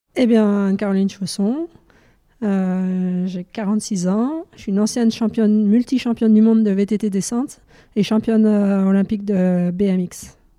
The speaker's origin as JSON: {"language": "French", "area": "near Dijon, Burgundy", "region": "Bourgogne-Franche-Comté", "country": "France", "tie": "born or raised there", "said": "je suis originaire de Dijon, dans un petit village malin à côté de Dijon en Bourgogne."}